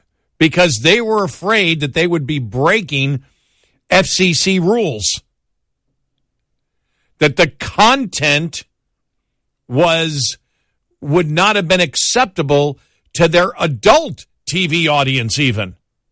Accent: Texas, United States; Texas Monthly, as we know because we're from Texas, is not a conservative publication at all.

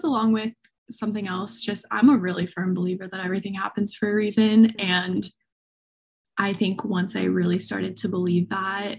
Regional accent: Southern California, United States; Born and raised Southern California

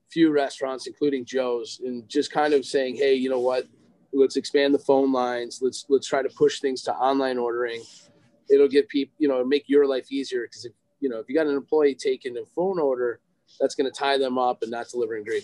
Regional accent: Lake Forest, Illinois, United States; I grew up in Lake Forest. So we, uh, when I got to Lake Forest High School, that's kind of when we met.

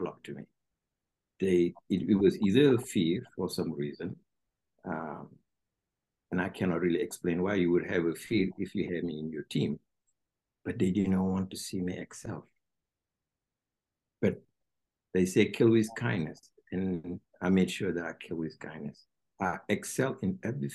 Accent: Senegal; English is a second language; now in United States; people don't know much about Senegal in this part of the world because we're French-speaking countries

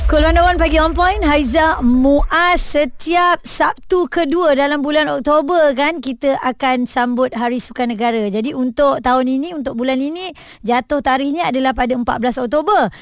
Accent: Johor, Malaysia; saya orang Johor

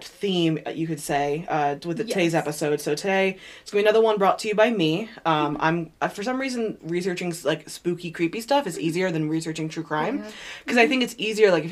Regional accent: Lambertville, New Jersey, United States; moved away; where I lived in New Jersey, my hometown, Lambertville

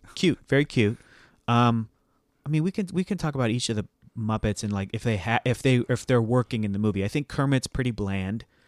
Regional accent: Mexico; moved away; since I was a little boy growing up in Mexico

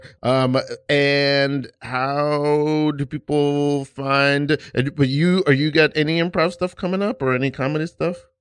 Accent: New York, United States; also born or lived in Savannah, Georgia; from New York. I'm from East New York.

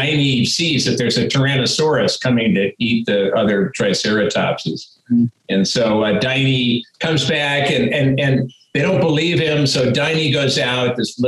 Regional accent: Midwest, United States; I'm from the Midwest, man, you know, good old Midwestern stock

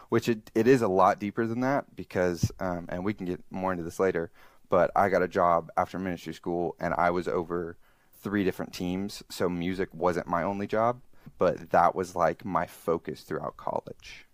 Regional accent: Alabama, United States; now in Columbus, United States; I'm originally from Alabama, now currently live in Columbus, Ohio.

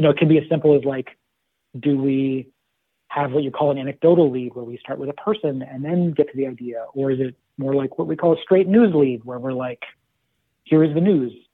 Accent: Los Angeles, California, United States; moved away as an adult; also born or lived in Berkeley, California; now in Washington, D.C., United States; I'm originally from Los Angeles and grew and raised there

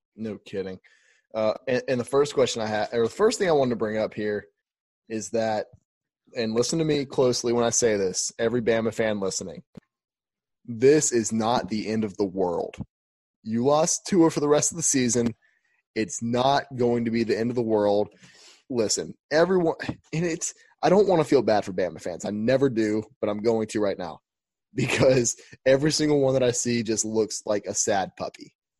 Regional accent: Alabama, United States; we're from Alabama.

